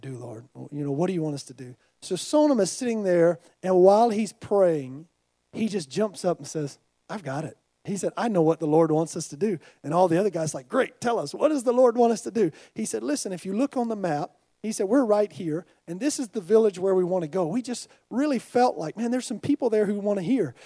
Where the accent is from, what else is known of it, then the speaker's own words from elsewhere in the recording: United States; I'm from America.